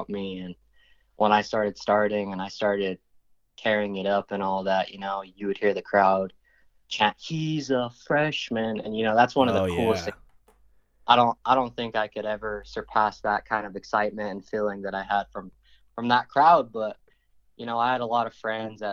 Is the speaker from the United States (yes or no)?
yes; Santa Fe, New Mexico, United States; Santa Fe's kind of divided and we're all from the South side